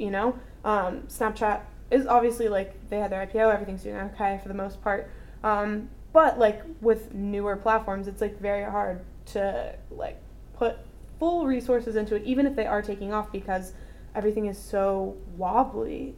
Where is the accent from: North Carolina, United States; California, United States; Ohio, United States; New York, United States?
North Carolina, United States; I grew up in North Carolina